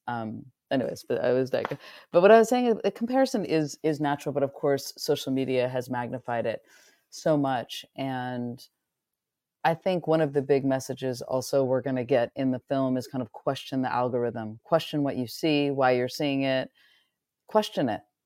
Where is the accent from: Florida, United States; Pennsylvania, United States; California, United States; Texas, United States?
California, United States; near Muir Woods, Northern; moved away as an adult; I grew up in Northern California, right near Muir Woods